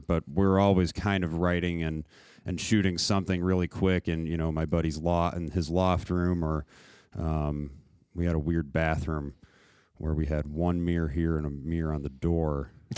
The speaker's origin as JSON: {"language": "English", "town": "Naperville", "region": "Illinois", "country": "United States", "said": "I'm from Naperville"}